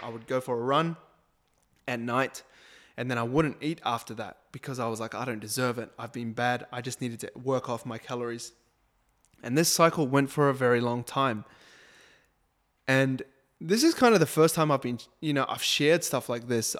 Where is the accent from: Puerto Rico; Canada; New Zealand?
New Zealand; I'm a Kiwi